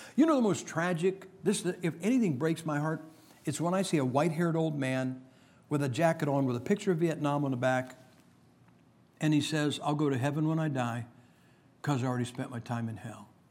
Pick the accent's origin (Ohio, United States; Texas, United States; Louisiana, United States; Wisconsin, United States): Ohio, United States; Massillon; my hometown of Massillon, Ohio